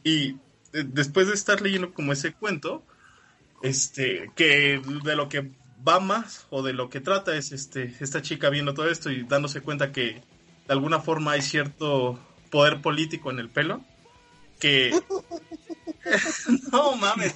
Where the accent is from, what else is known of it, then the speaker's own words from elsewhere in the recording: Mexico; uno como latinoamericano, mexicano